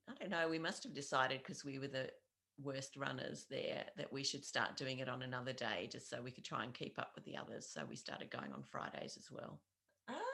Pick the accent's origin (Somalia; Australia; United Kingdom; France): Australia; Launceston, Tasmania; I am uh, more or less from Launceston. I've been living here for the last 21 years mm-hmm. and also some considerable time before that.